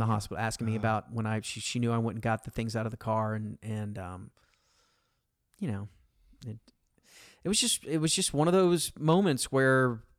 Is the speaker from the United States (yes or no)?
yes; Arlington, Texas, United States; I grew up in Arlington on this canal, and we would swim every day and all that.